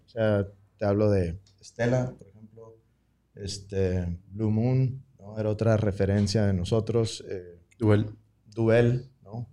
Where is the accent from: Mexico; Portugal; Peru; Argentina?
Mexico; Tecate, Baja California; moved away; also born or lived in Monterrey, Mexico / San Diego, United States; yo soy de Tecate, entonces también como crecer en un, pueblo